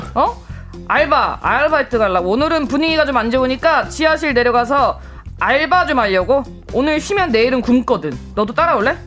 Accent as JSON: {"language": "Korean", "region": "Seoul", "country": "South Korea", "tie": "born or raised there", "said": "저는 서울이 고향이어서"}